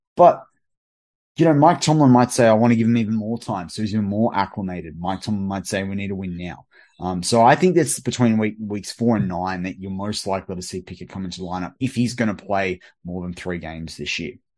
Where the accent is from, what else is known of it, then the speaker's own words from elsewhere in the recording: Australia; as an Australian, like, w-, we probably swear a bit more on R T V and through our pop culture